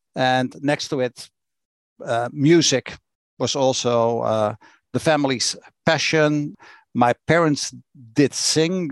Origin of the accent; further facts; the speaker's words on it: Rotterdam, South Holland, Netherlands; I grew up in Rotterdam, in Netherlands. That's where I was born and raised